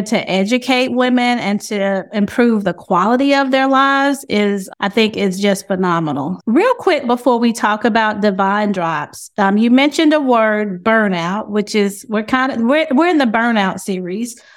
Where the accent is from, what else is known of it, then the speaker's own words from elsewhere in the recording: High Point, North Carolina, United States; I'm also from North Carolina. I'm from High Point as well.